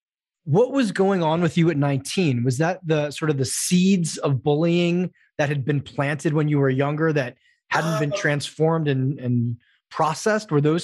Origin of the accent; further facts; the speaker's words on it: Wilton, Connecticut, United States; So I'm from Wilton, Connecticut. So a big lacrosse town. I lived out of the country for those years